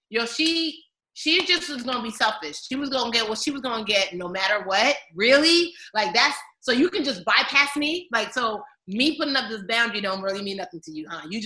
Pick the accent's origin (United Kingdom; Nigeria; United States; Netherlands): Nigeria; I'm a Nigerian. There's a baby on my back and a pail of water on my head right now.